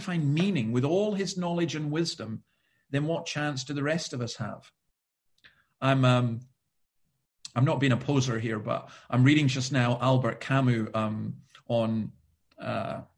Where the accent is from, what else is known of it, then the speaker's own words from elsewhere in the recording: Scotland, United Kingdom; I'm Scottish